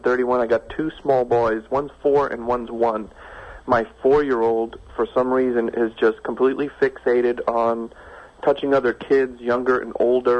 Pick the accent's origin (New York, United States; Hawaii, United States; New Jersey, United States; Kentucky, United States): New York, United States; now in West Coast, United States; No, I'm originally from New York, but I'm on the West Coast now.